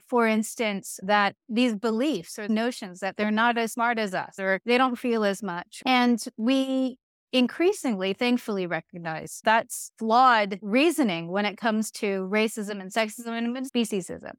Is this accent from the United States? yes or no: yes; Virginia, United States; I grew up in Virginia, in the United States